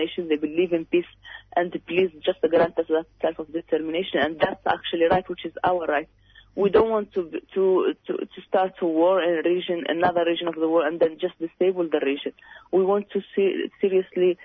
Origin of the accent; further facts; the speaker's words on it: Western Sahara; now in Australia; We as Sahrawis, as I told you, we're from Africa